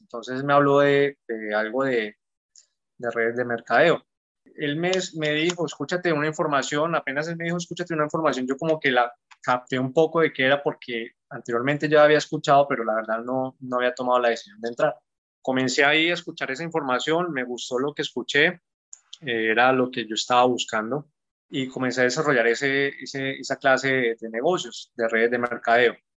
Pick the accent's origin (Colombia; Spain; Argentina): Colombia; Garzón, Huila; soy colombiano, más exactamente de Garzón, Huila, un pueblo al sur de Colombia.